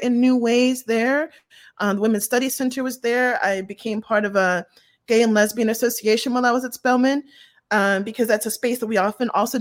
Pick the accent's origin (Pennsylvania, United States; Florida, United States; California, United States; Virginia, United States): Pennsylvania, United States; Pittsburgh; I grew up in Pittsburgh, Pennsylvania.